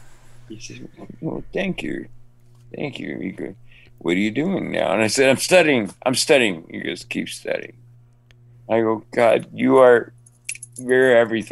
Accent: Cuba; now in Miami, United States; My story is about Hollywood. I mean, I came from Cuba to Miami, and from the University of Miami, I jumped to Hollywood.

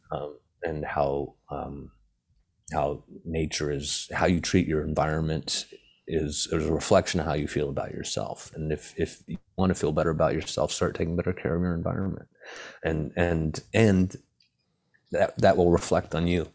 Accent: Hawaii, United States; growing up in Hawaii

